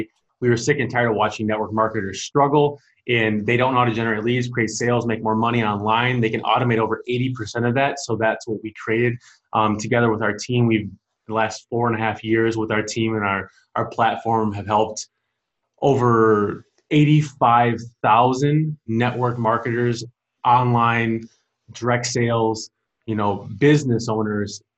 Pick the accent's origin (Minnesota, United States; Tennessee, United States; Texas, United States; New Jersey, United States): Minnesota, United States; Lake Elmo; So I grew up in Lake Elmo, Stillwater, Minnesota, a small town, but it's big town.